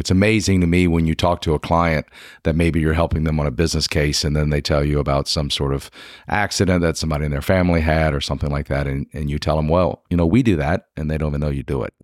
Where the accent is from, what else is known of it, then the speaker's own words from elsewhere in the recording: South Louisiana, United States; moved away as an adult; now in Lexington, United States; I'm originally from South Louisiana